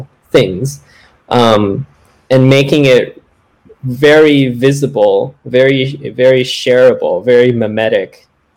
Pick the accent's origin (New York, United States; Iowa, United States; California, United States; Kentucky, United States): California, United States; Bay Area near San Francisco; I'm actually originally from the Bay Area near San Francisco